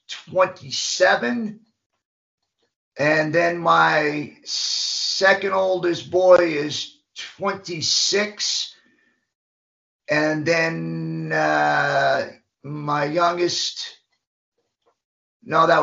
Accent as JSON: {"language": "English", "town": "Macon", "region": "Georgia", "country": "United States", "tie": "born or raised there", "said": "I was born in Macon, Georgia, went through a bad upbringing through group homes and ended up getting adopted"}